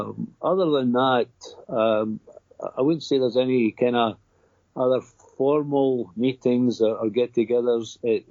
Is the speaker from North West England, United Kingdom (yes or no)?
no; Dumfries, Scotland, United Kingdom; I'm born and bred in Dumfries